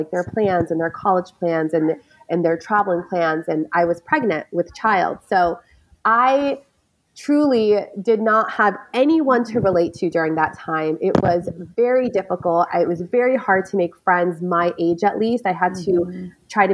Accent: United States; also born or lived in New York / Michigan; I lived in New York. I was born in New York, lived in Michigan.

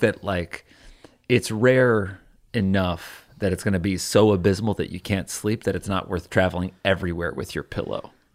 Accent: Connecticut, United States; there's, like, a Walmart in my hometown

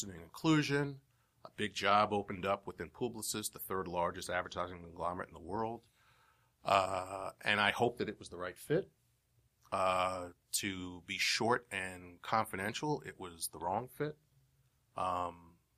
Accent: New York City, New York, United States; I'm from Brooklyn. I was born in Brooklyn

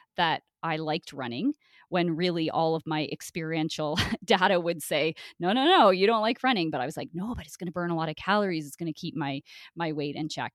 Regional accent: Brockville, Ontario, Canada; I grew up in Brockville, Ontario, a really small town

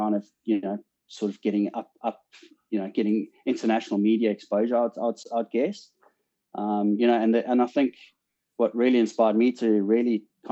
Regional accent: South Africa; moved away as an adult; also born or lived in England; now in Australia; I'm obviously South African born. Left South Africa in 2003 to immigrate to the UK, and you know, sort of spent 12 years in England, and now in Australia

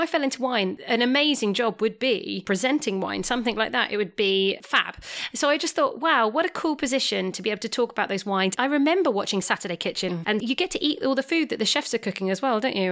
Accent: England, United Kingdom; I am English

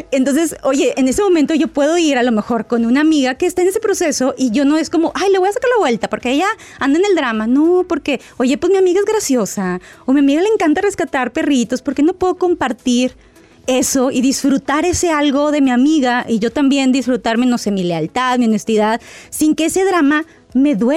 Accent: Guadalajara, Jalisco, Mexico; now in Seattle, United States; Hola doctor, lo saluda … desde Seattle, Washington, pero soy de Guadalajara, Jalisco.

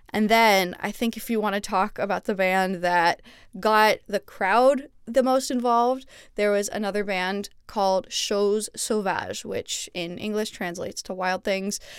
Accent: Montreal, Quebec, Canada; moved away as an adult; now in Los Angeles, United States; my hometown of Montreal

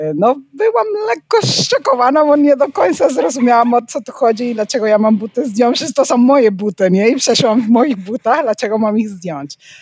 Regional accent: Panama; Polish is a second language; also born or lived in Netherlands; now in Poland; pochodzę z Panamy

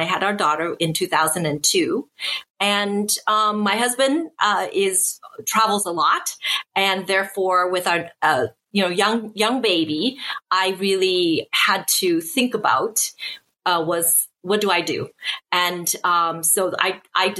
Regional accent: Seattle, Washington, United States; moved away as an adult; also born or lived in Taiwan; now in Beijing, China; I'm from Seattle. I was born in Taiwan, but grew up in Seattle

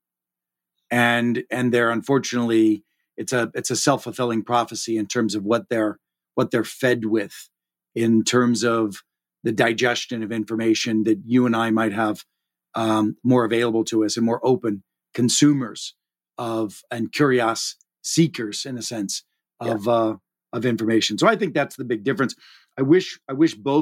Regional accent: Pittsburgh, Pennsylvania, United States; moved away; being a Pittsburgh steelworking immigrant family roots

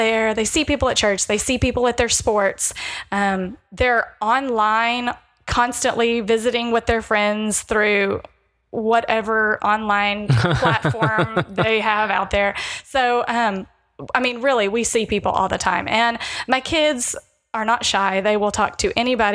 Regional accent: Fort Worth, Texas, United States; I'm from Fort Worth.

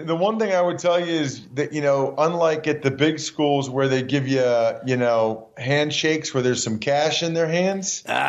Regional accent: Wyomissing, Pennsylvania, United States; born or raised there

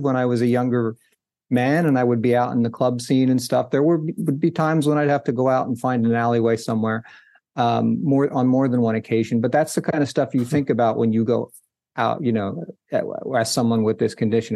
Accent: New Jersey, United States; I grew up in New Jersey

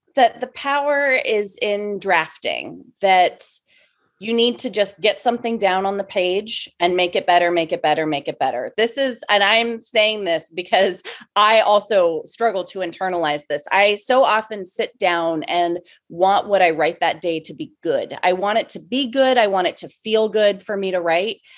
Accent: Arcata, California, United States; also born or lived in San Francisco Bay Area; now in Los Angeles, United States; I'm from originally a little town in Northern California called Arcata

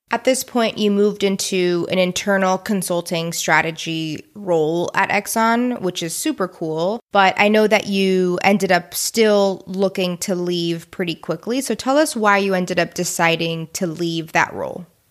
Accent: Houston, Texas, United States; We're both from Houston.

